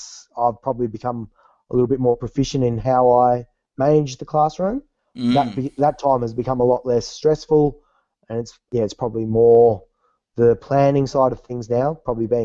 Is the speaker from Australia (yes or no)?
yes; Bendigo, Victoria, Australia; also born or lived in Melbourne / London; I grew up in Bendigo